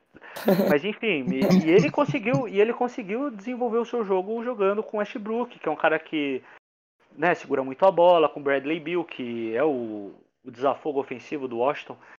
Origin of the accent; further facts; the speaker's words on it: Brazil; sou brasileiro